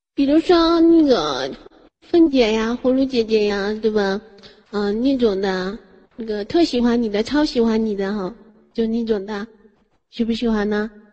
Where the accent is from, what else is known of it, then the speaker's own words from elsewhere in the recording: Fujian, China; 我是福建的